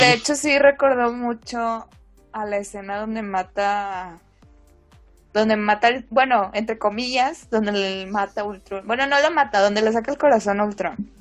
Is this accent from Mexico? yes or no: yes; Mexico; como somos de México